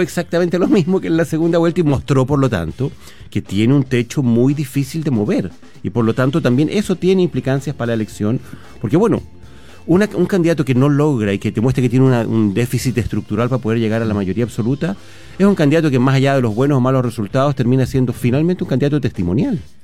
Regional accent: Chile; como buenos chilenos que somos

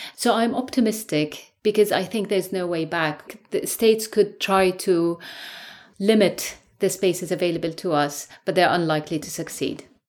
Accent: Syria; moved away as an adult; now in London, United Kingdom; I'm a lawyer from Syria, and I grew up in the eighties under authoritarianism in a highly militarized society

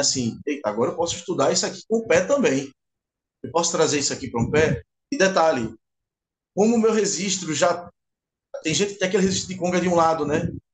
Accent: Recife, Pernambuco, Brazil; sou aqui de Recife

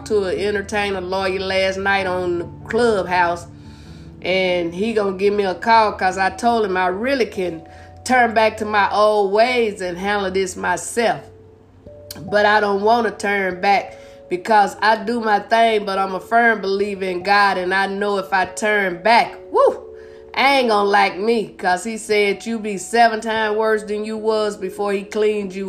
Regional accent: Blytheville, Arkansas, United States; moved away; also born or lived in St. Louis / California / Las Vegas; Well, I was born and raised in Arkansas. I'm originally from Blytheville, Arkansas.

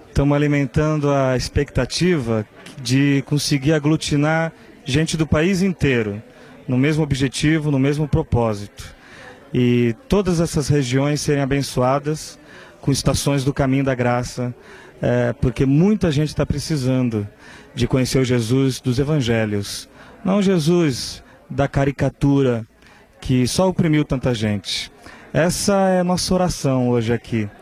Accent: Governador Valadares, Minas Gerais, Brazil; sou de Governador Valadares, Minas Gerais

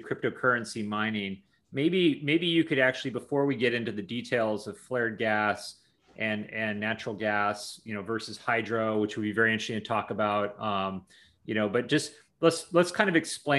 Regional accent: Washington, United States; I grew up in Washington State, very close to Chelan County.

